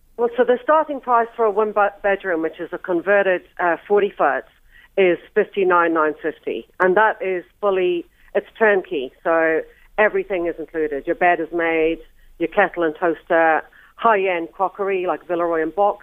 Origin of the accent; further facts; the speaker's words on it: Ireland; moved away; also born or lived in New Zealand; I'm Irish